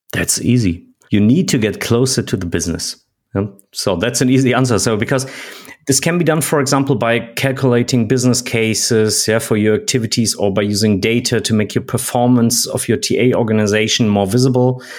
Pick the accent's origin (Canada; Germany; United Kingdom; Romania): Germany; I'm from Germany